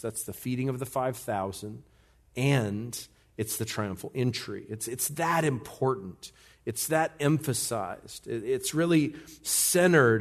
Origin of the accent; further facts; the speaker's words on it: United States; as an American, a red blooded, big time American